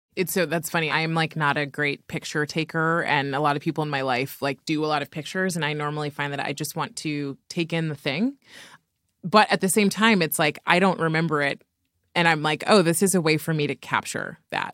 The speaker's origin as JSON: {"language": "English", "region": "California", "country": "United States", "tie": "born or raised there", "said": "I grew up in California"}